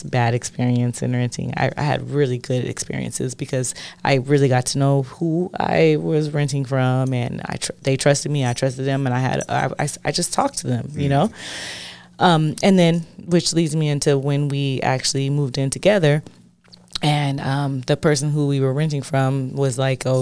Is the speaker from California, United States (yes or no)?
yes; California, United States; also born or lived in Gary, Indiana; I left California as like in middle school, barely becoming a woman. And then I went to Gary, Indiana, and then came back